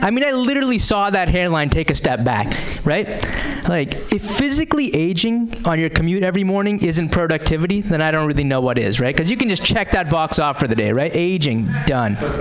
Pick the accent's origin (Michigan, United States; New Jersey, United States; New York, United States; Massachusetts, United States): Massachusetts, United States; Boston; I am from the Boston area originally.